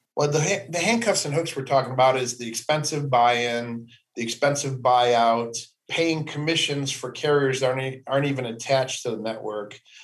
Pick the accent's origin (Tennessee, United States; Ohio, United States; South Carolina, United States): Ohio, United States; Cleveland; I grew up in Cleveland, Ohio, just east of Cleveland, about 20 mm-hmm. miles